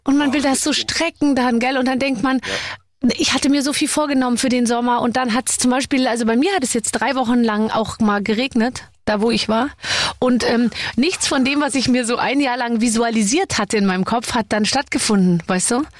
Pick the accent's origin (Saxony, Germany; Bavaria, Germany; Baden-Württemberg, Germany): Bavaria, Germany; Munich; ich komme ja aus München